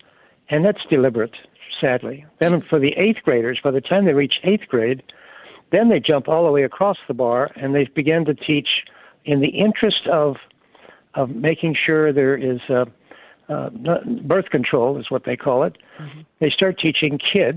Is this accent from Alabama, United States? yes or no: yes; Alabama, United States; I'm from Alabama